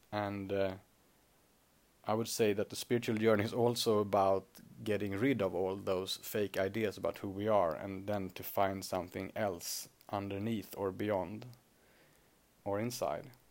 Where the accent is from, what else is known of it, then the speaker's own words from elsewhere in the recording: Sweden; accent: Swedish; first language Swedish; English is a second language; Swedish is my native language